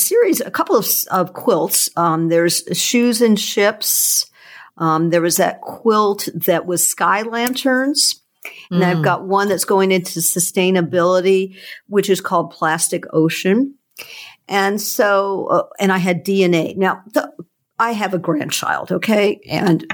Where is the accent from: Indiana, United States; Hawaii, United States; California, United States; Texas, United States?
Hawaii, United States; I grew up in Hawaii, and the ocean, the Hanama Bay, when I grew up, which is on Oahu